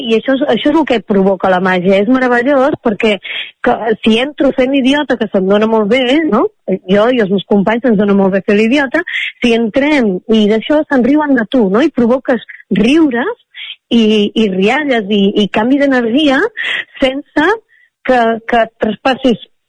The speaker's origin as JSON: {"language": "Catalan", "town": "Vic", "region": "Catalonia", "country": "Spain", "tie": "born or raised there", "also_born_or_lived": "Mexico", "moved": "as an adult", "said": "Quan vaig tornar a la meva ciutat natal, que és Vic"}